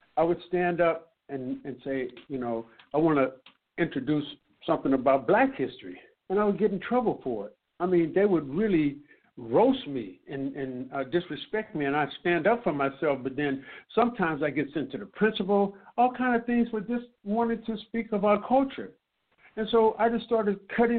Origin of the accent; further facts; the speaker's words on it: San Francisco, California, United States; I'm from Fillmore